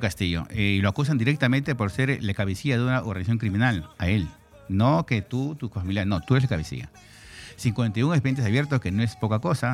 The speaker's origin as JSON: {"language": "Spanish", "region": "Lima", "country": "Peru", "tie": "born or raised there", "moved": "as an adult", "lives_now": "Spain", "said": "Yo soy peruano, limeño de nacimiento, 53"}